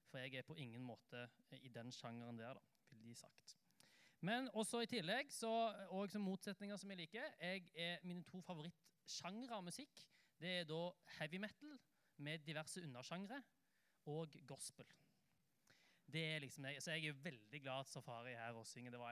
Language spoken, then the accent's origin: Norwegian; Oslo, Norway; jeg, da, pleier å si at jeg er en Oslo-gutt, eh, men det tror ikke folk på, fordi at dialekten min er veldig rar. Det høres jo ikke ut som jeg er fra Oslo, og det er helt riktig.